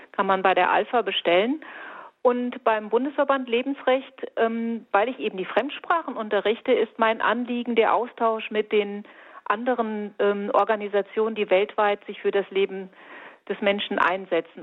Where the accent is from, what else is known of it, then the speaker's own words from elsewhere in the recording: Fulda, Hesse, Germany; bei uns in Fulda